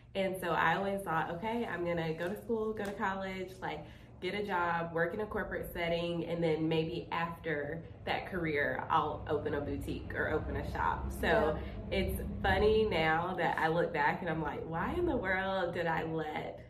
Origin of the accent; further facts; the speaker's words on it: Spartanburg, South Carolina, United States; I grew up in Spartanburg, South Carolina